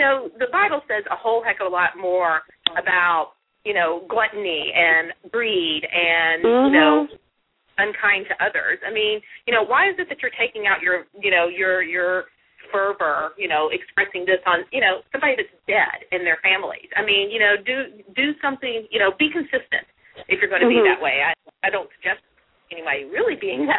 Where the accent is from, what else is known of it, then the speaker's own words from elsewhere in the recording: the South, United States; also born or lived in Tennessee; I grew up in the South and went to Catholic schools all the way through college